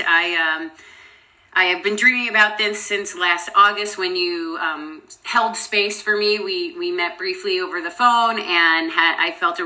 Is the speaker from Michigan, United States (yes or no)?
no; New York, United States; I'm from New York, actually, so I'm an East Coaster as well